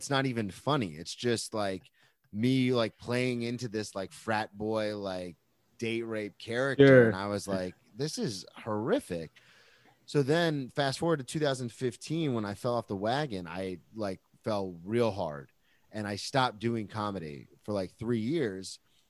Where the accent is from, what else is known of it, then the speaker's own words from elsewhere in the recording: Jacksonville, Florida, United States; I'm some nobody from Jacksonville, but I study comedy.